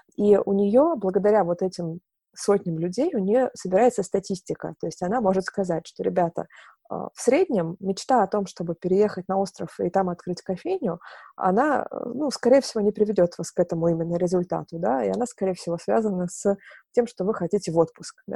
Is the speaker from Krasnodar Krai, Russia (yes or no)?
yes; Novorossiysk, Krasnodar Krai, Russia; now in Moscow, Russia; я сама э, с юга, я родилась в Новороссийске, это э, юг Черное море, Краснодарский край. Вот, и когда я переехала в Москву